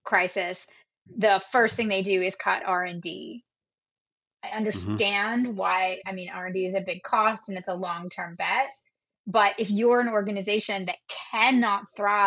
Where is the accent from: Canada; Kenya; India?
Canada; we're all Canadian